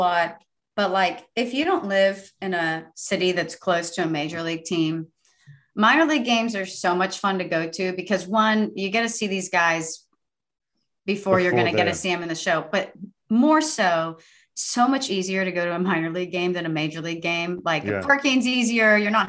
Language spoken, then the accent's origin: English; Sugar Land, Texas, United States; moved away; I'm from Sugarland.